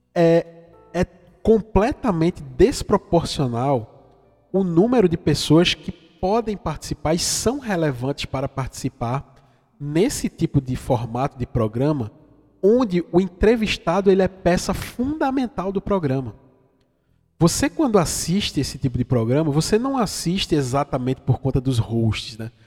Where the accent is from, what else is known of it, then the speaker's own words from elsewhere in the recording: Vitória de Santo Antão, Pernambuco, Brazil; Esse meu sotaque não é à toa, é que eu sou de uma cidadezinha do interior de Pernambuco, fica mais ou menos a 500 50 é, quilômetros, 500 não, 50 do Recife, que se chama Vitória de Santo Antão.